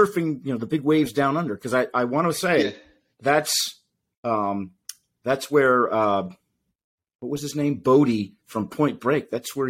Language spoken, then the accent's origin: English; New England, United States; now in Florida, United States; as a kid, I grew up in the Northeast up in New England